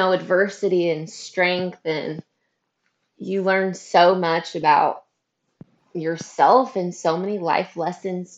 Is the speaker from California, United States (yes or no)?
yes; Northern California, United States; also born or lived in Hattiesburg, Mississippi; I'm Northern California, which is very different than Southern California. I'm about an hour north of Sacramento. So I'm in like a small little country town